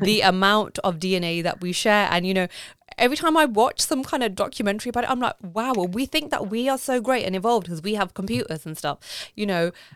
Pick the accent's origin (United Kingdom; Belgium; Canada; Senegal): United Kingdom; I'm British, but I've been raised in a way